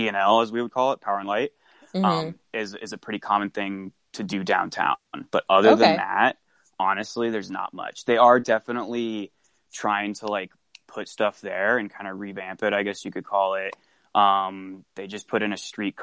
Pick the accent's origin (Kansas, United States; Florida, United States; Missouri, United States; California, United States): Kansas, United States; Johnson County; moved away as an adult; also born or lived in Pittsburg, Kansas; born and raised in an area called Johnson County